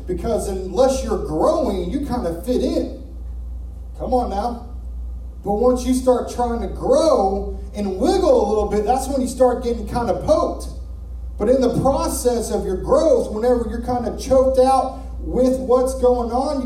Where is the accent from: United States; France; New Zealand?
United States; Arkansas; moved away; We're from Arkansas